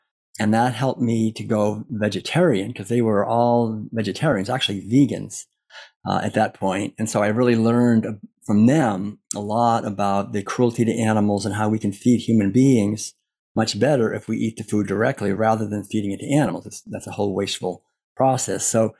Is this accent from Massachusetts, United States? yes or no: yes; Concord, Massachusetts, United States; I was born and raised in Concord, Massachusetts